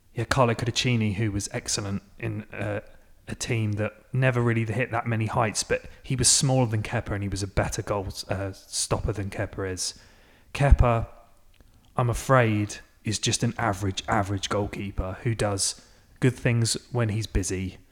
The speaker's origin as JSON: {"language": "English", "region": "England", "country": "United Kingdom", "moved": "yes", "lives_now": "United States", "said": "living in America as an Englishman"}